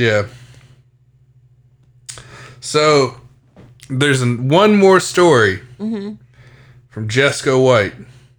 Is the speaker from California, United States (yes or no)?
no; Beckley, West Virginia, United States; my hometown of Beckley.